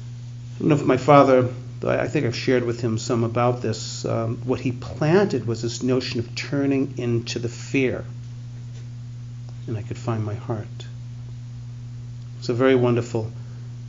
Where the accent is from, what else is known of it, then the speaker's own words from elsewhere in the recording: Boston, Massachusetts, United States; growing up in the Boston area